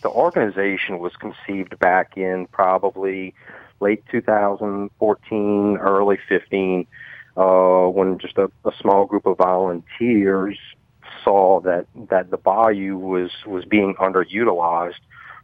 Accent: Thibodaux, Louisiana, United States; born and raised in Thibodaux

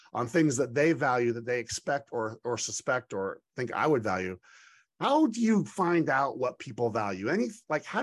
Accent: Idaho, United States; I'm just a farm kid from Idaho

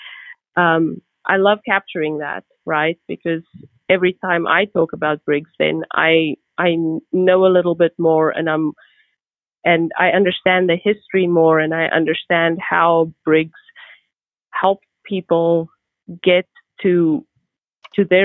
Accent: South Africa; now in United States; I'm from South Africa.

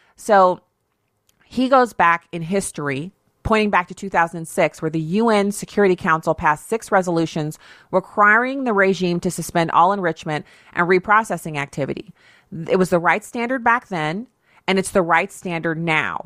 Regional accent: United States; being an American citizen, being blessed to have been born here or to have been given citizenship here

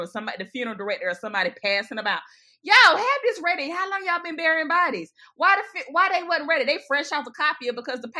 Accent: Batesburg, South Carolina, United States; I'm from Batesburg

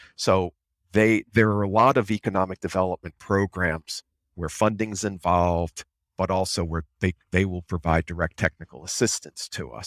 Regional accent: Rhode Island, United States; moved away as an adult; also born or lived in Tallahassee, Florida; I grew up in in Rhode Island, and I moved back to Rhode Island five years ago

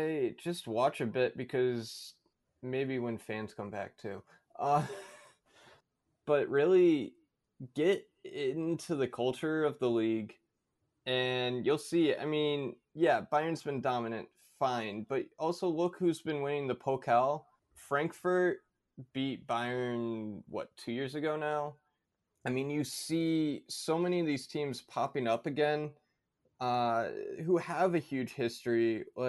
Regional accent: United States; coming as an American

